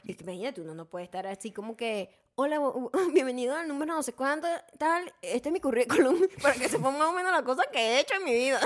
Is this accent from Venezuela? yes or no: yes; Venezuela; moved away; como buena venezolana me daban café con leche desde que era bebé